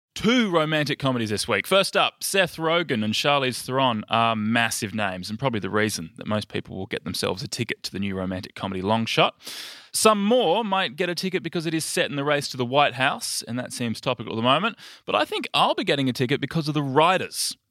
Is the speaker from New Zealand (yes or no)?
no; United Kingdom; I'm a Brit